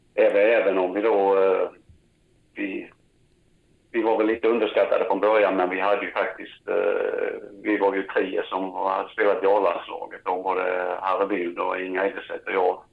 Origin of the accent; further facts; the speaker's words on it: Växjö, Kronoberg County, Sweden; jag växte upp uppe på Öster, på Parkvägen nere vid, vid Kvarnhagsdammen